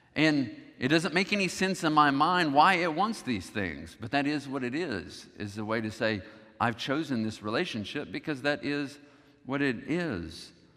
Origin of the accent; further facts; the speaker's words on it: the South, United States; growing up in the South, you recognize that Christianity was the dominant religion